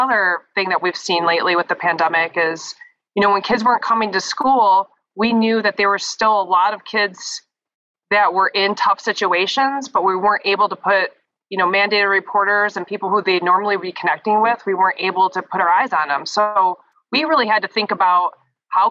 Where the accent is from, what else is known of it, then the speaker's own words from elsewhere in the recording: Brighton, Michigan, United States; also born or lived in Ann Arbor, Michigan; now in Lansing, United States; I'm from Brighton, but then I went to Ann Arbor for school